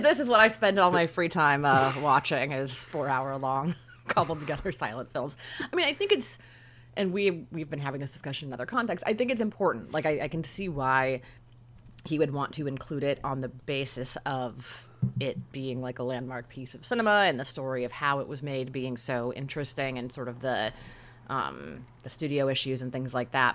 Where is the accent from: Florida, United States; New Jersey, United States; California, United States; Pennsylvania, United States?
California, United States; Northern; I'm from Northern California